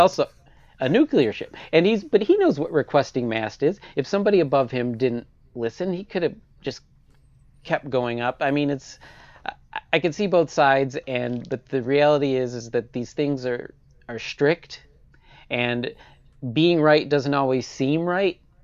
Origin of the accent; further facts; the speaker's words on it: Michigan, United States; moved away; my home state, Michigan